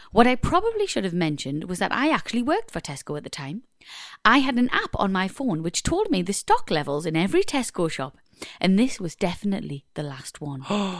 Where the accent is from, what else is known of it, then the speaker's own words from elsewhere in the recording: Ireland; I'm Irish.